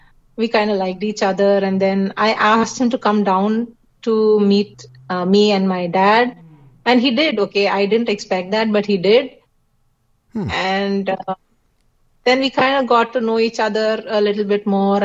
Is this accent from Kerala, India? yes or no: yes; Kerala, India; since we are Malayalis, as in we are from Kerala